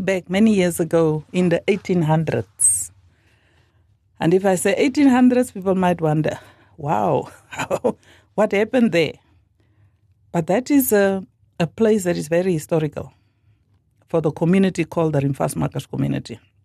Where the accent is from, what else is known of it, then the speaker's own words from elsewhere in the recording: Northern Cape, South Africa; moved away as an adult; also born or lived in Worcester, Western Cape / Coventry, United Kingdom; now in Khorixas, Namibia; I was born in South Africa, as I said, in the Northern Cape